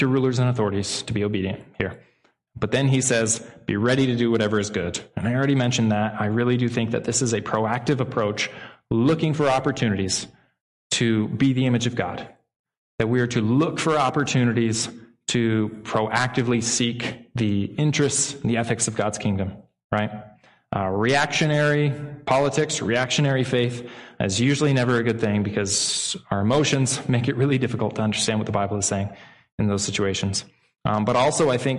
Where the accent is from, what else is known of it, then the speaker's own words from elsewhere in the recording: United States; As American citizens